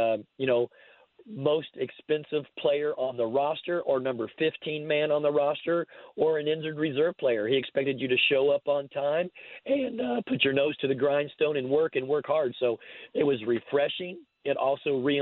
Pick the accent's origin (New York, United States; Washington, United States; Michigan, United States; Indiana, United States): Indiana, United States; now in Salt Lake City, United States; I grew up in Indiana